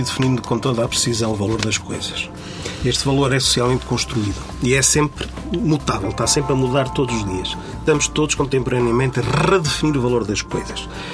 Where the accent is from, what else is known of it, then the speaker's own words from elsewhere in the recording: Chaves, Norte, Portugal; also born or lived in Montalegre; Montalegre, que é a minha terra, sou de Chaves